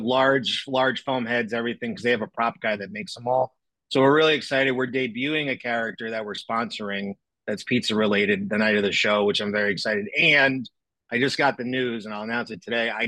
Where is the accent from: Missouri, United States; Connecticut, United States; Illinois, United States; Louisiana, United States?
Connecticut, United States; East Haven; moved away; also born or lived in California; I grew up in East Haven, Connecticut